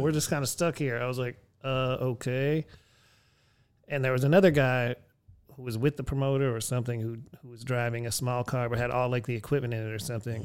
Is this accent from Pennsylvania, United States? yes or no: yes; Erie, Pennsylvania, United States; my hometown, Erie